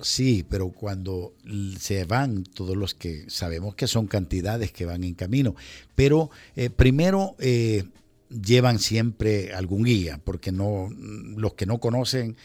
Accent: El Salvador; moved away; also born or lived in United States; como latino, como salvadoreño

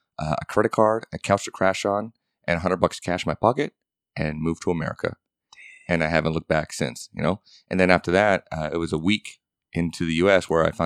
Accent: Vancouver, British Columbia, Canada; And then I grew up in Vancouver, Canada, and now an American citizen.

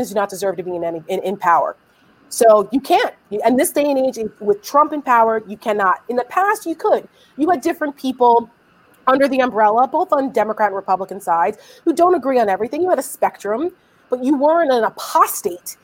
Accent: New Jersey, United States; I'm from New Jersey

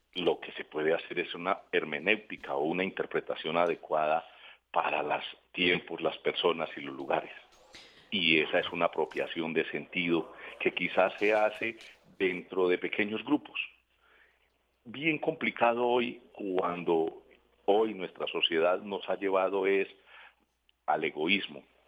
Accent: Colombia; nosotros como colombianos

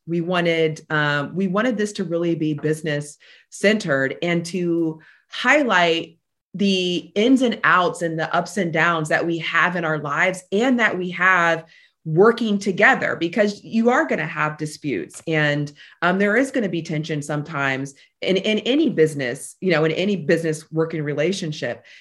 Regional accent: Tampa, Florida, United States; I am a Tampa native, born and raised here

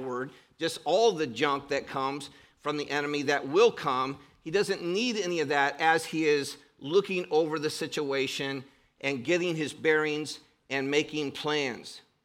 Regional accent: Cleveland, Ohio, United States; I grew up in Cleveland, Ohio

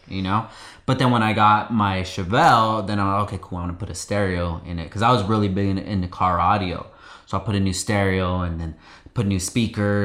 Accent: Oxnard, California, United States; moved away as an adult; also born or lived in Gardnerville, Nevada; I grew up here in Oxnard, California for most of my life

